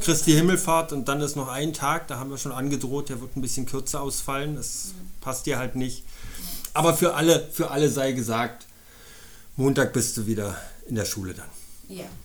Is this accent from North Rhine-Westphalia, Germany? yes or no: no; Berlin, Germany; moved away as an adult; now in Munich, Germany; ich bin in Berlin geboren, habe da 31 Jahre gelebt